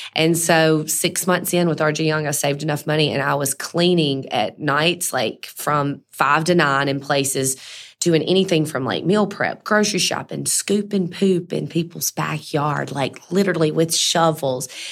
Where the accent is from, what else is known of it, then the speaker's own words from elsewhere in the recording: Mississippi, United States; I'm from Mississippi, so that's really where the diva brand started.